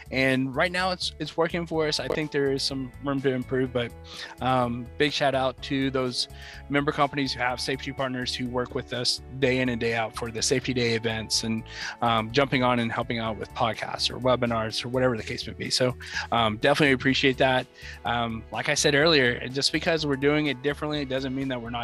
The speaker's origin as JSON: {"language": "English", "region": "Oklahoma", "country": "United States", "accent": "Okie", "said": "my Okie accent"}